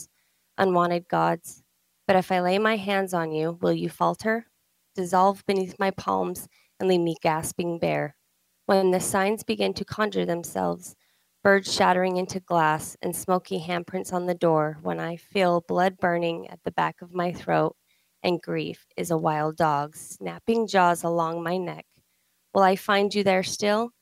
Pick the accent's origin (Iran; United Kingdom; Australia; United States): United States; Ogden, Utah; moved away as an adult; now in East Coast, United States; I am actually an Ogden native, born and raised